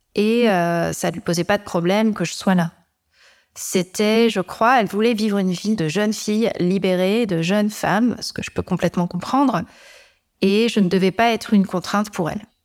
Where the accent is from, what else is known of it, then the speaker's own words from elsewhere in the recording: Amiens, Hauts-de-France, France; je suis née à Amiens, donc où je vis toujours